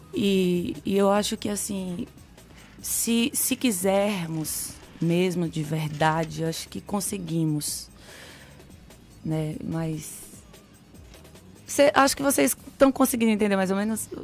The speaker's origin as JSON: {"language": "Portuguese", "town": "Sobradinho", "region": "Bahia", "country": "Brazil", "tie": "born or raised there", "also_born_or_lived": "Pernambuco", "lives_now": "Salvador, Brazil"}